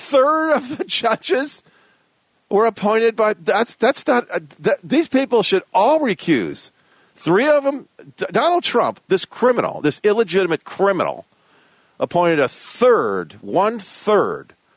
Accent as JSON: {"language": "English", "town": "Westland", "region": "Michigan", "country": "United States", "tie": "born or raised there", "also_born_or_lived": "Detroit, Michigan", "said": "I grew up in Westland. It was originally Garden City, became Westland. Originally, it was actually Nankin Township. Nankin Mills Township is where I was born. I was born in Detroit, but lived in Nankin Mills Township"}